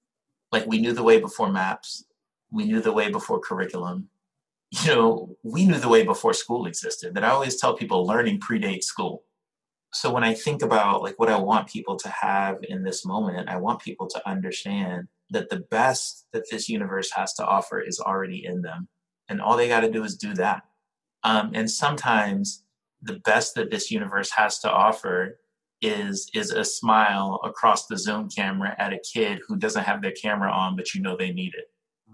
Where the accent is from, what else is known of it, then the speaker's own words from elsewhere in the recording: New York City, New York, United States; You know, I'm a New Yorker. And so I got to answer this in the most New York way possible.